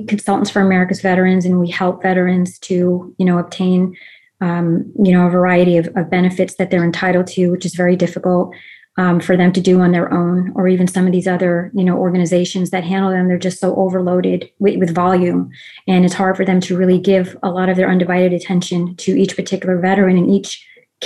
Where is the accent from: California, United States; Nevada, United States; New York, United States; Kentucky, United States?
New York, United States; New York City; I was an Army brat. Both of my parents served. They actually met while stationed in Germany. I have extended, family on both sides who served in all the branches of service. And I grew up actually on the Army base, Fort Hamilton in Brooklyn, New York.